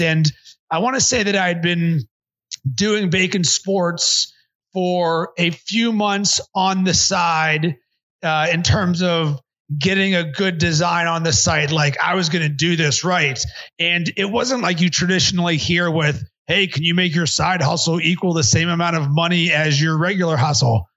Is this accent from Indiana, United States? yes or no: no; Pittsburgh, Pennsylvania, United States; now in Chicago, United States; I grew up in Pittsburgh